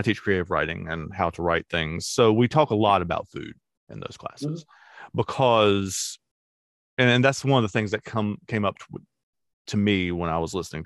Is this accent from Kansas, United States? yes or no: no; Charlotte, North Carolina, United States; I grew up in Plaza Midwood, which is super expensive now